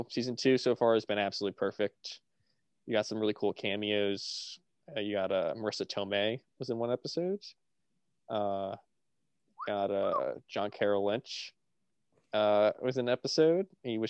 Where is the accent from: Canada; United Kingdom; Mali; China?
United Kingdom; Matt, I'm British myself. I'm British myself, so I can say it.